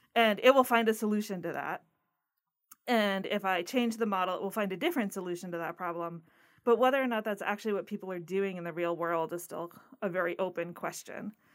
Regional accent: Connecticut, United States; moved away as an adult; also born or lived in Massachusetts; now in Florida, United States; I grew up in Connecticut and I was not ready to go really far away from home

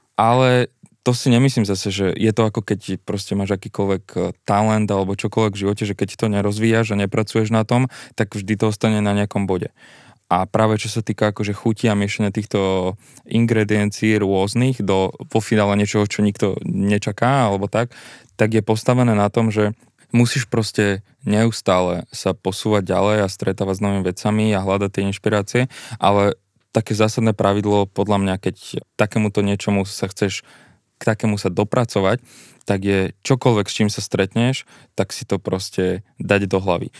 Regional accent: Bytča, Žilina Region, Slovakia; moved away as an adult; now in Bratislava, Slovakia; pochádzam z Byča, ja som študoval na gymnáziu

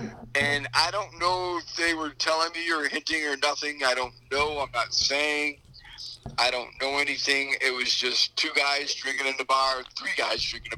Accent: Oswego, New York, United States; I said, "I'm from Oswego."

